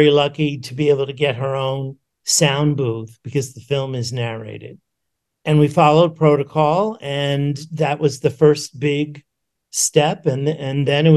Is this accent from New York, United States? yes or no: yes; New York City, New York, United States; I grew up in New York City